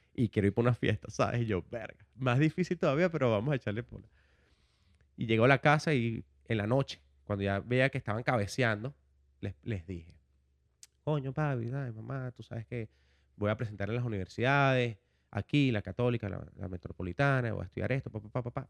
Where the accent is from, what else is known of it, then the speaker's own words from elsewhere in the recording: Caracas, Capital District, Venezuela; moved away as an adult; now in United States; un joven venezolano, vengo de Caracas, tengo en los Estados Unidos desde el 2007